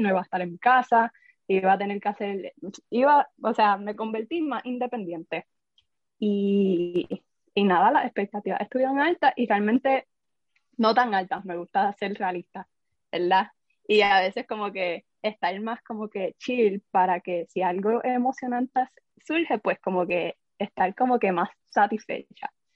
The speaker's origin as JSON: {"language": "Spanish", "town": "Caguas", "country": "Puerto Rico", "tie": "born or raised there", "said": "yo soy de Cagua, eh, estudié ahí toda mi vida"}